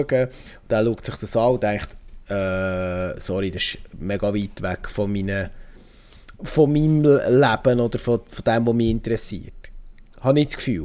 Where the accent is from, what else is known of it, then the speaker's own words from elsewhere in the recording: Switzerland; als Schweizer